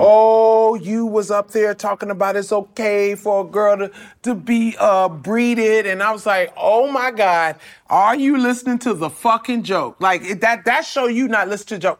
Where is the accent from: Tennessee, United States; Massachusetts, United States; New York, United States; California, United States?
California, United States; Compton; I'm from Compton.